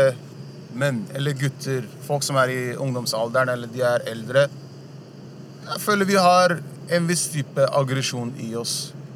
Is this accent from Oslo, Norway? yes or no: yes; Oslo, Norway; also born or lived in Furuset, Oslo; jeg er oppvokst på Sankthanshaugen.